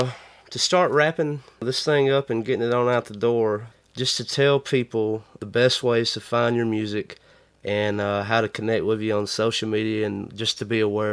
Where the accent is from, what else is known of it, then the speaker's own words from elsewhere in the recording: 45 minutes west of Tuscaloosa, North Alabama, United States; moved away as an adult; also born or lived in New Orleans/Ocean Springs area; North Alabama.